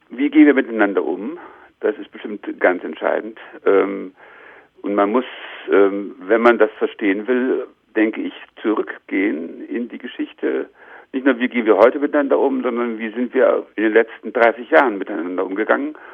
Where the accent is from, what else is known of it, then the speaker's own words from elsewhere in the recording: Leipzig, Saxony, Germany; also born or lived in Weimar; Ich bin äh, geboren in Weimar, aber, aber eigentlich äh, nur zwei Jahre lang als, äh, als kleines Kind in Weimar gewohnt, bin dann aufgewachsen, vor allen Dingen in Leipzig